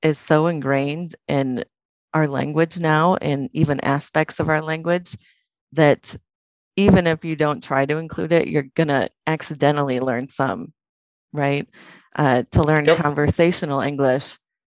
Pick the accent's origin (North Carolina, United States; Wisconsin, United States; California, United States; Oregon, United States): Wisconsin, United States; I'm from Wisconsin in the U.S.